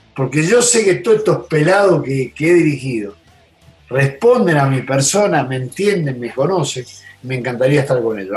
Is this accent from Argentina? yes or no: yes; Argentina; moved away; yo soy argentino